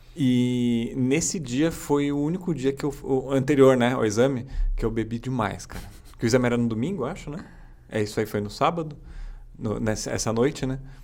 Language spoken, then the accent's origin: Portuguese; Guarulhos, São Paulo, Brazil; also born or lived in Osasco; Eu nasci em Guarulhos e morei em Osasco